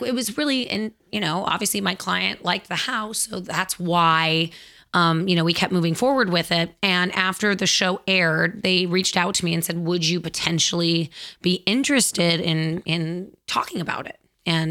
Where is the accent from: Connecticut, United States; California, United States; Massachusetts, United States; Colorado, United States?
California, United States; Los Angeles; I grew up in the Valley